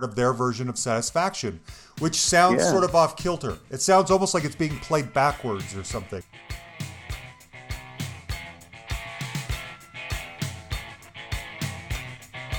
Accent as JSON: {"language": "English", "town": "Salt Lake City", "region": "Utah", "country": "United States", "tie": "born or raised there", "said": "That's my hometown"}